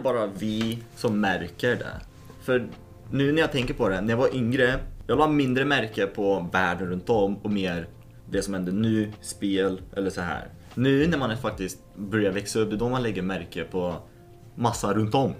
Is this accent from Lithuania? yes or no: yes; Lithuania; now in Sweden; i Litauen där jag är född